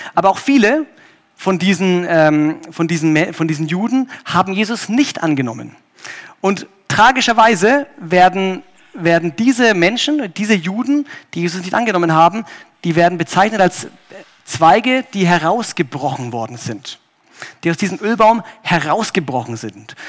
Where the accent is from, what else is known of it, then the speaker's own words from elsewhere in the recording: Germany; ich als Deutscher